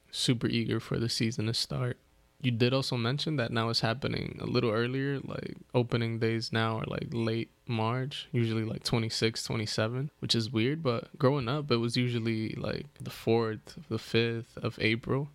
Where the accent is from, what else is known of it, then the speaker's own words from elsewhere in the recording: East Coast, United States; growing up in the East Coast